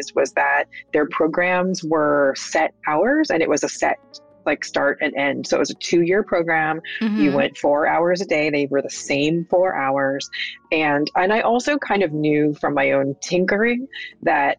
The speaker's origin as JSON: {"language": "English", "region": "Texas", "country": "United States", "tie": "born or raised there", "moved": "yes", "said": "I wasn't born there. I grew up mostly in Texas"}